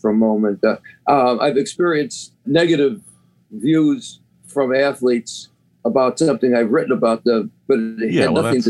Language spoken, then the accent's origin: English; Chicago, Illinois, United States; moved away as an adult; now in New York, United States; I'm from Chicago, although I've lived in New York for 50 years. But I grew up as a Cub fan.